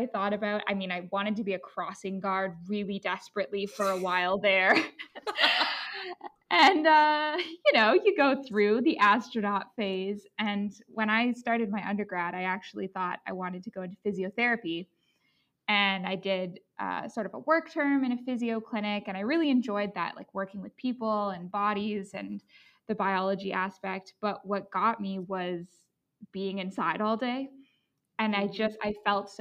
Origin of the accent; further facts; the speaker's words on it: Vancouver, British Columbia, Canada; moved away; I'm from Vancouver area